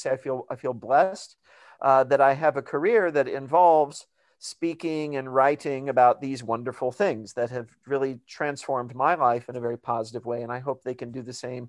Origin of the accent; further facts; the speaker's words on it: Missouri, United States; And I encountered that when I was growing up in Missouri. I grew up Catholic, and in the small town where I lived, there's a very sort of conservative, mainly evangelical Protestant community.